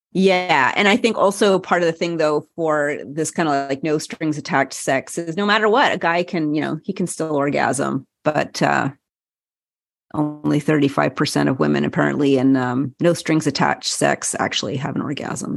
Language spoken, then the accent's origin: English; Montreal, Quebec, Canada; the University of Montreal, my hometown